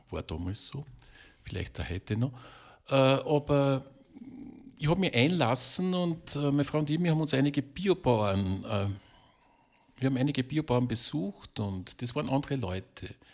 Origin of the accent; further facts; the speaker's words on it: Lower Austria, Austria; weil ich komme aus der Kornkammer Österreichs, also in der Schule hat man noch gelernt, dass es die Kornkammer Österreichs